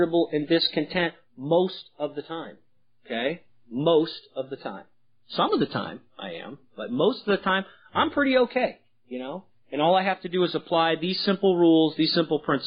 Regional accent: San Francisco, California, United States; I was from San Francisco

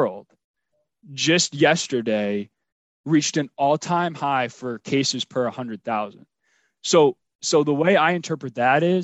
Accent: Rhode Island, United States; I'm from Rhode Island

